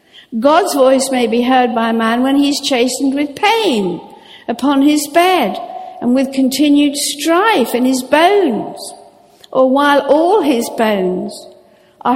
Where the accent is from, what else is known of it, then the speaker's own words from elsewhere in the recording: Norfolk, East of England, United Kingdom; I grew up sailing in Norfolk